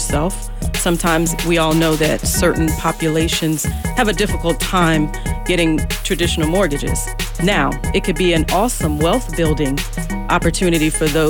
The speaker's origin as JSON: {"language": "English", "area": "Chesterfield County", "region": "Virginia", "country": "United States", "tie": "born or raised there", "said": "I was raised in Chesterfield County"}